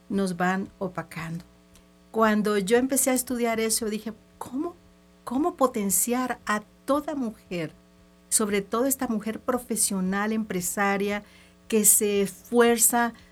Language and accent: Spanish; El Salvador; Entonces, sabes, soy una salvadoreña, trotamundos, eh, me ha tocado así.